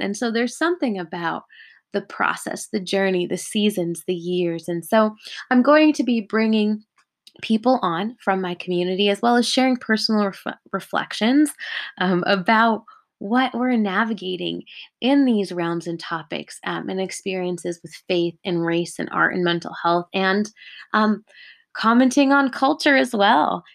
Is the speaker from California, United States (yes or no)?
yes; California, United States; I'm living in Southern California at the moment, and I was born and raised here in California.